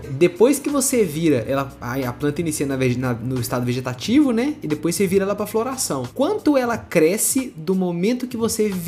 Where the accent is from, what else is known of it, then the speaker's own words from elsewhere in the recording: Minas Gerais, Brazil; Nós somos de Minas, velho.